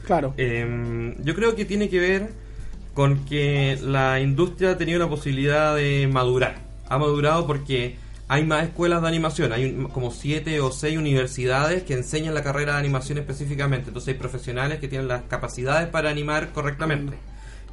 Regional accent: Iquique, Tarapacá, Chile; moved away as an adult; now in Santiago, Chile; yo soy de Iquique originalmente, pero me tuve que ir a Santiago para trabajar en esto

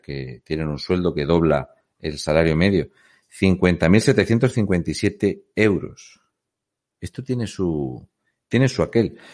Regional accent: Fuente Álamo de Murcia, Region of Murcia, Spain; soy de Fuente Álamo de Murcia

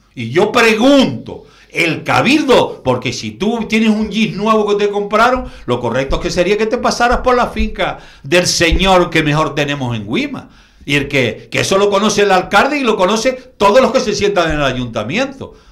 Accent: Canary Islands, Spain; yo como canario

